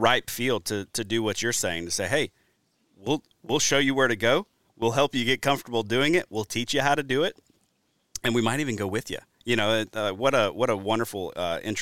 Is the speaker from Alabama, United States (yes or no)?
yes; Alabama, United States; also born or lived in Louisiana; now in Wisconsin, United States; coming from the Deep South, I grew up in Alabama, then moved to Wisconsin